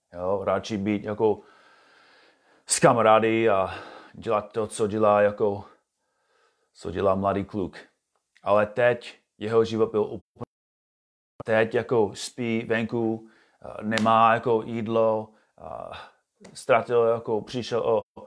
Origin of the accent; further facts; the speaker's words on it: United States; Czech is a second language; moved away as an adult; now in Czech Republic; jsem původně z USA a bydlím tady se svou rodinou